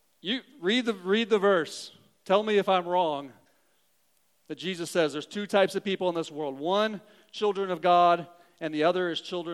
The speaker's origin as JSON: {"language": "English", "region": "Southern Missouri", "country": "United States", "tie": "born or raised there", "said": "I grew up in Southern Missouri. I can talk about hillbillies. That's fine. I am one."}